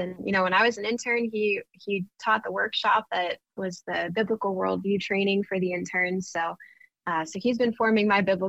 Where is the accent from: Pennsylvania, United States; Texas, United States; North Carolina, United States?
Pennsylvania, United States; I'm from Pennsylvania, which is more of one of those purple mid-ground states